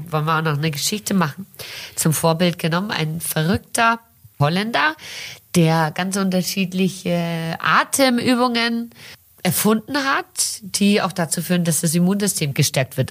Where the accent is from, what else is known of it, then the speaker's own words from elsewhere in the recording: Brazil; now in Germany; ich bin in Brasilien geboren und aufgewachsen